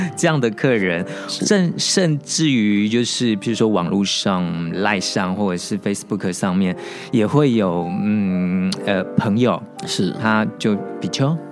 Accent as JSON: {"language": "Chinese", "town": "Kaohsiung", "country": "Taiwan", "said": "因为我是高雄人"}